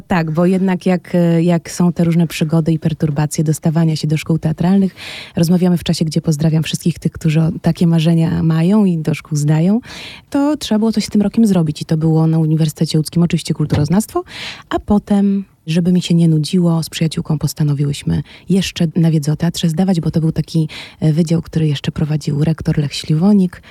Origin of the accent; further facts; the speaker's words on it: Łódź, Łódź Voivodeship, Poland; moved away as an adult; now in Kraków, Poland; Łódź e, no, jest moim rodzinnym miastem